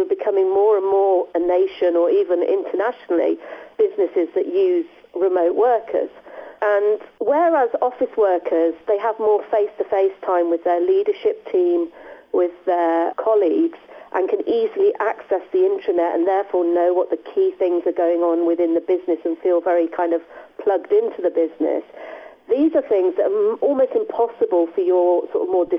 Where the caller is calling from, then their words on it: Leamington Spa, West Midlands, United Kingdom; I am in Leamington Spa. I would like to say sunny Leamington Spa, but it is really quite miserable here.